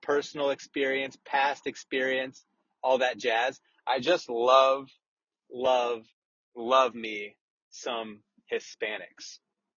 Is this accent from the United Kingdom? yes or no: no; Des Moines, Iowa, United States; I'm from Des Moines